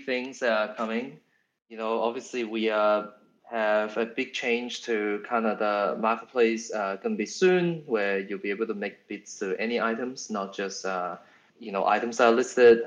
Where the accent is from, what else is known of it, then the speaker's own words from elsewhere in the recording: Australia; we are all from Australia